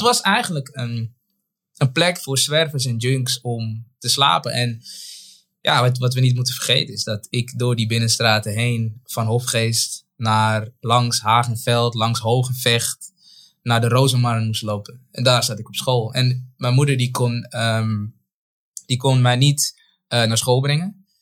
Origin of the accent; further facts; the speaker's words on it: Zaandam, North Holland, Netherlands; also born or lived in Paramaribo, Suriname / Bijlmer, Amsterdam; op mijn achtste, negende ben ik verhuisd naar Zaandam. En daar ben ik echt getogen.